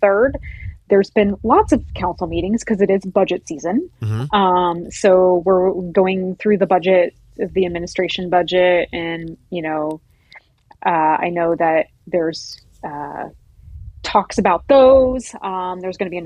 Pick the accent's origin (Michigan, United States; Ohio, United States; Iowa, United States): Ohio, United States; Ashland; moved away as an adult; now in Toledo, United States; I'm from Ashland, Ohio, and I moved up here to go to the University of Toledo